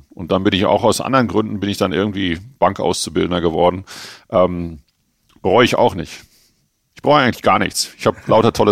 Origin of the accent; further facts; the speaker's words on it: Germany; now in Herzogenaurach, Germany; Ich bin ja eigentlich in Frankfurt groß geworden oder im Ruhrgebiet groß geworden und Herzogenaurach ist für mich immer so ein bisschen eine Durchgangsstation gewesen.